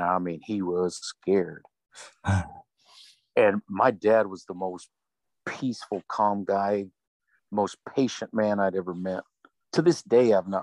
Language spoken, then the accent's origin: English; Odessa, Texas, United States; we grew up in Odessa